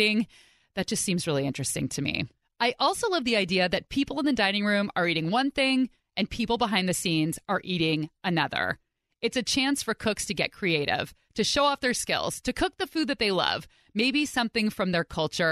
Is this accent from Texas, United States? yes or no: no; Pleasanton, California, United States; I grew up in the Bay Area